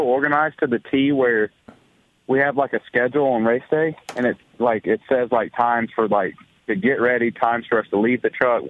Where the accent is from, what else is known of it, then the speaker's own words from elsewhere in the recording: Alabama, United States; I'm from Alabama.